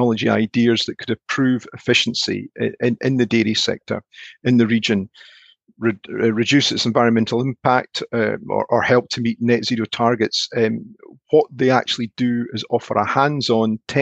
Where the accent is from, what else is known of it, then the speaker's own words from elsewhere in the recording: Scotland, United Kingdom; as a Scotsman